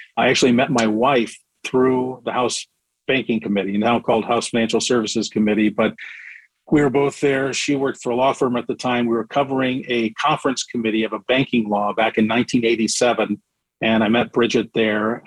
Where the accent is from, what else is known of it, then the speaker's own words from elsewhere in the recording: Indiana, United States; moved away as an adult; also born or lived in Washington, D.C.; I'm from Indiana originally